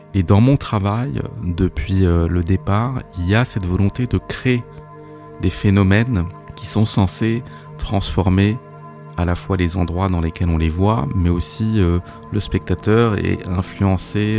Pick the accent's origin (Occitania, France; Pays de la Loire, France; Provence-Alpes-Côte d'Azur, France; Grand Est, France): Grand Est, France; Alsace; j'ai grandi euh, en Alsace